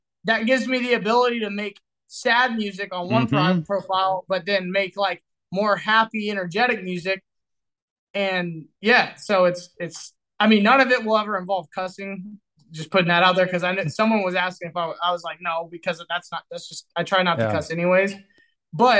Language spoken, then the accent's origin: English; Texas, United States; I'm from Texas